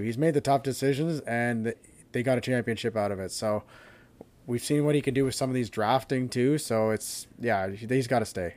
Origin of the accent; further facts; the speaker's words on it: Canada; as a Canadian